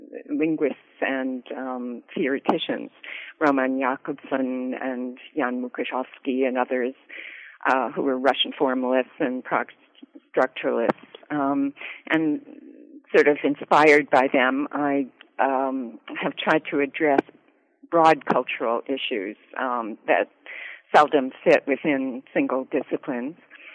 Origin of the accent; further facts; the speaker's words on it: Canada; moved away as an adult; also born or lived in Winnipeg / Ottawa / London; now in United States; Born and raised in Canada. I lived in Winnipeg and Ottawa, and I went to McGill for my first degree, and then I went to Yale, and I've been in the States ever since